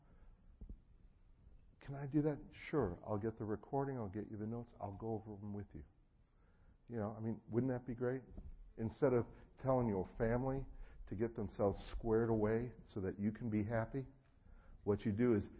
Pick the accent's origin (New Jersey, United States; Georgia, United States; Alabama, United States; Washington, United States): New Jersey, United States; moved away; I'm originally from New Jersey, and so I actually grew up with a lot of friends in the mafia